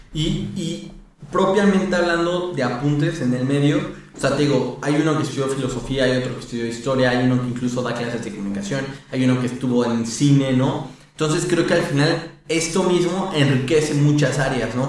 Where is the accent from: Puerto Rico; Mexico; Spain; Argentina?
Mexico; soy de México